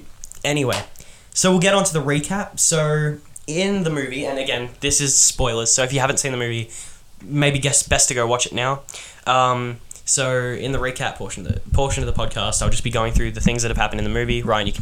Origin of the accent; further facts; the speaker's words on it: Australia; We're from Australia